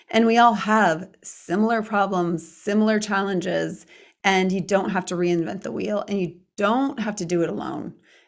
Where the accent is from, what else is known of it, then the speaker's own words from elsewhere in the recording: Ireland; I'm Irish.